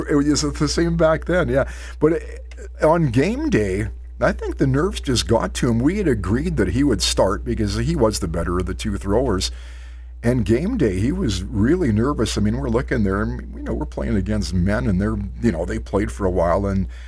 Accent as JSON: {"language": "English", "town": "Creston", "region": "British Columbia", "country": "Canada", "tie": "born or raised there", "also_born_or_lived": "Osoyoos, British Columbia / Penticton, British Columbia", "moved": "as an adult", "said": "I was born and raised in Creston"}